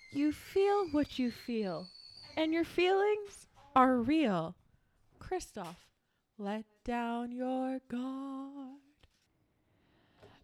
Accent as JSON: {"language": "English", "region": "Michigan", "country": "United States", "said": "We're from Michigan"}